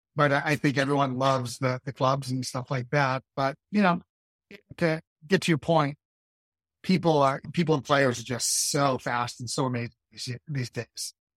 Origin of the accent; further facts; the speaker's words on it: Maine, United States; growing up in Maine